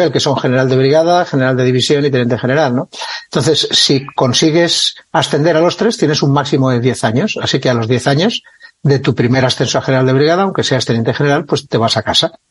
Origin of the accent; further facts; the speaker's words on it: Lleida, Catalonia, Spain; also born or lived in Figueres; tengo 64 años, nací en Figueras, en Gerona, eh, hijo de militar, que estaba en aquella época destinado. Mi infancia y adolescencia, pues entre Figueras muy poquito tiempo y luego en Lleida, en la que estuve hasta los 16 años.